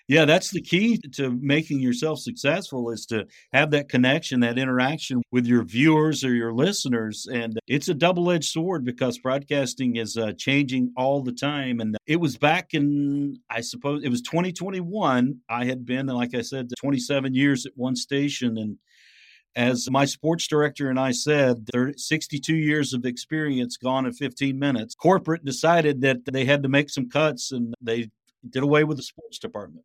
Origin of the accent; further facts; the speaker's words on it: Ringgold, Georgia, United States; also born or lived in Crossville, Tennessee / Savannah, Georgia / Chattanooga, Tennessee; I was born in Crossville, Tennessee, and then my father's job transferred him down to Chattanooga, and we, uh, lived in Georgia, which again is a bedroom community, to Chattanooga. I grew up in Ringgold